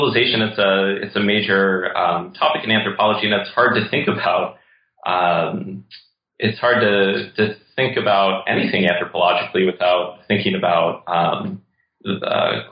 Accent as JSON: {"language": "English", "town": "St. Louis", "region": "Missouri", "country": "United States", "tie": "born or raised there", "said": "my childhood growing up in St. Louis"}